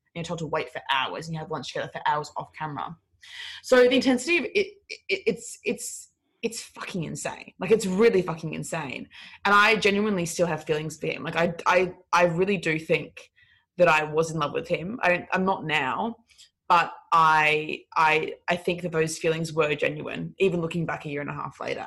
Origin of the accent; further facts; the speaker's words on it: Brisbane, Queensland, Australia; I'm from um I'm from Brisbane